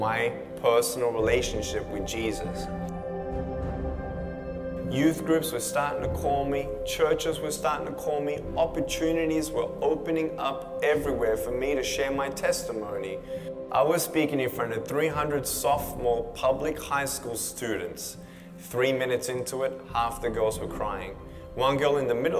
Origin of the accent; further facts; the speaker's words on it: Melbourne, Victoria, Australia; I was born in Melbourne, Australia, 1982